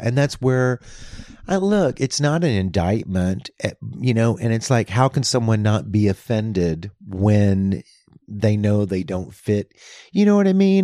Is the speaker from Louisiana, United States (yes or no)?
yes; Louisiana, United States; moved away; also born or lived in New York / Los Angeles; that's my home state